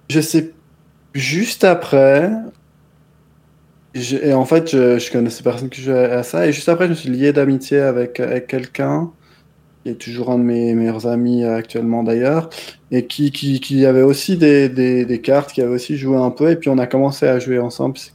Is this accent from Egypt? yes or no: no; Switzerland; Déjà, moi j'ai moins de liens avec la communauté française que, vous de manière générale parce que je suis suisse.